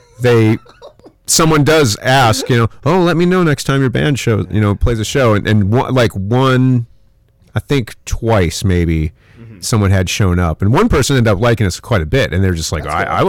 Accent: Grand Forks, North Dakota, United States; I grew up in Grand Forks, which is a fairly large town for North Dakota

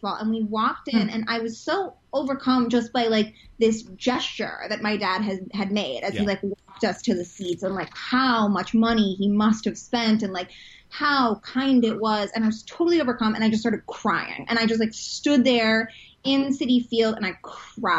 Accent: Utah, United States; moved away as an adult; now in New York, United States; I'm from Utah originally

